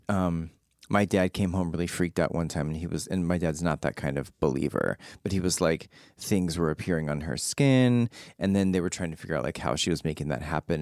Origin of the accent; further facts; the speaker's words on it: San Antonio, Texas, United States; I grew up in San Antonio